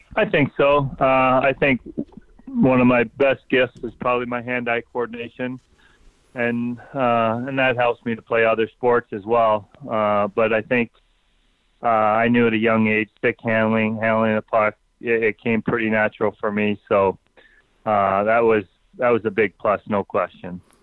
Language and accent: English; Ontario, Canada; moved away as an adult; I grew up in Ontario